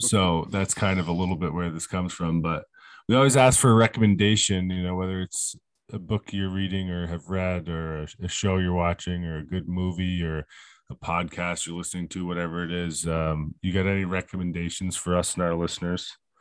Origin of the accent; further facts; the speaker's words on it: Vermont, United States; I'm from Vermont, okay? So it's Donder up here, bud.